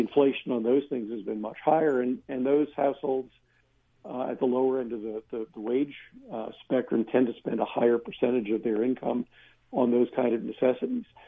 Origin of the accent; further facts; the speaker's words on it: Pennsylvania, United States; I grew up in Pennsylvania